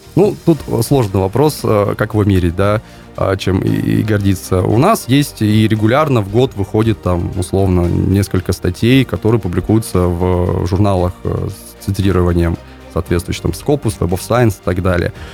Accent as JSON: {"language": "Russian", "country": "Kyrgyzstan", "tie": "born or raised there", "moved": "yes", "lives_now": "Kaliningrad, Russia", "said": "я вообще родился в Киргизии, и там высоко над уровнем моря, полторы тысячи метров, горы, очень классное небо"}